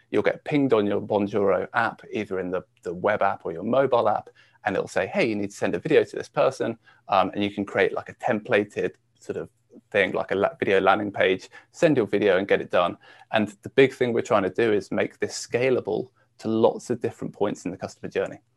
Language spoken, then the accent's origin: English; Shropshire, West Midlands, United Kingdom; I grew up in the UK um, and actually a little, uh, well, a county called Shropshire